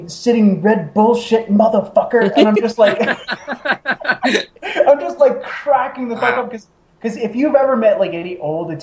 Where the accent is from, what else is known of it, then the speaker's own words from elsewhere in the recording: Oregon, United States; I grew up in Oregon as well.